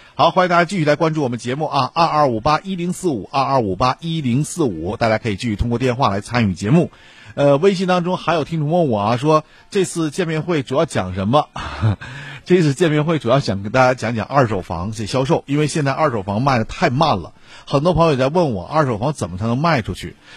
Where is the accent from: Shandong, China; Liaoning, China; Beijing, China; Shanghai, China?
Liaoning, China; Shenyang; 咱们东北地区，哎，或者说咱沈阳啊